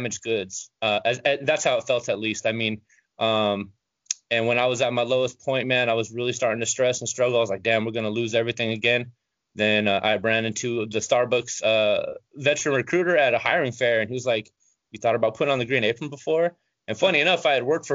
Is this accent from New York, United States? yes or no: no; Long Beach, California, United States; moved away; I'm from Eastside Long Beach